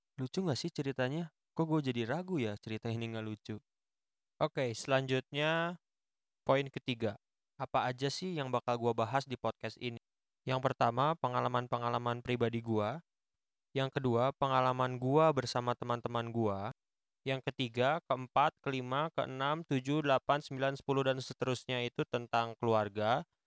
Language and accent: Indonesian; Bandung, West Java, Indonesia; Gue lahir di Bandung, tinggal di Bandung, dan bekerja di Bandung